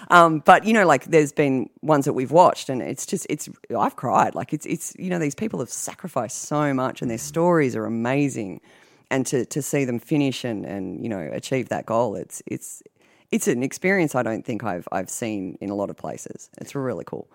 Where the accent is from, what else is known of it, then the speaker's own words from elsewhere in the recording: Australia; now in United States; growing up in Australia, you learn how to swim before you walk